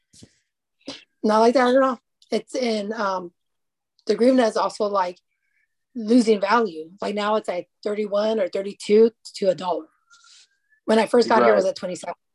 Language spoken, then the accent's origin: English; United States; moved away as an adult; now in Ukraine; we're from America.